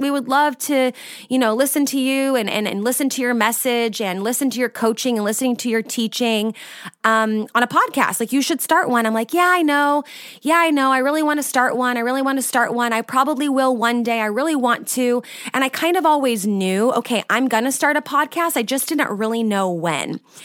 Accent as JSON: {"language": "English", "region": "California", "country": "United States", "moved": "as an adult", "lives_now": "Austria", "said": "I'm from California originally, but I've lived in Austria now for the last six years."}